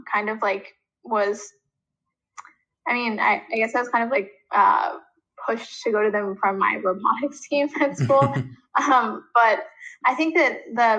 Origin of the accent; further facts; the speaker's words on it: New York, United States; We're seniors in high school. We're from New York